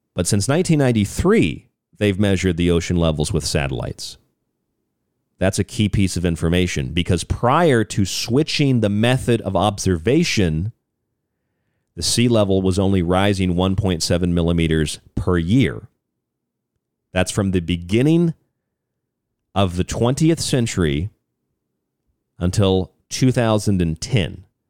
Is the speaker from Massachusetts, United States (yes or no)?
no; Florida, United States; moved away; also born or lived in Arizona; my home state of Florida